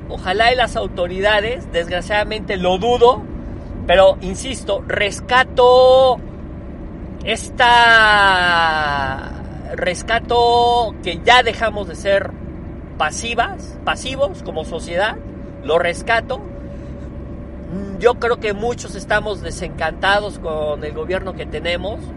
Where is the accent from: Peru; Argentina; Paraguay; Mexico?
Mexico; Puebla; yo tengo 47 años de vivir en México, siempre soy, soy poblano, soy mexicano, orgullosamente mexicano. Eh, siempre he vivido en este hermoso país